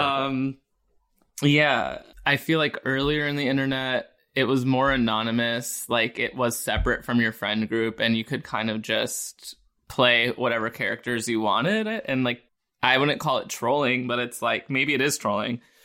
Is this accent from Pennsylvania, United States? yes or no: yes; Pennsylvania, United States; I'm from Pennsylvania